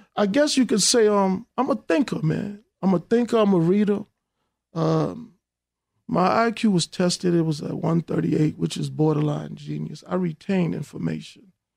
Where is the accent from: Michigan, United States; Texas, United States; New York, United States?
New York, United States; New York City; I grew up in Hollis, Queens